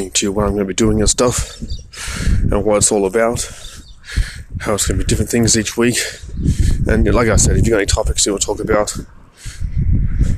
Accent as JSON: {"language": "English", "country": "Australia", "said": "I'm from Australia."}